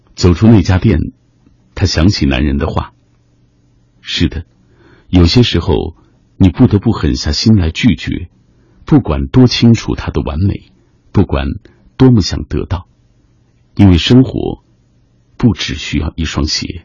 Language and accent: Chinese; China; 按照我们中国人的传统，付出正月，这都不算过完年